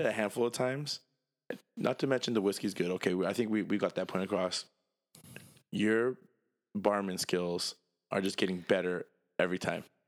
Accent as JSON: {"language": "English", "country": "United States", "said": "I'm American"}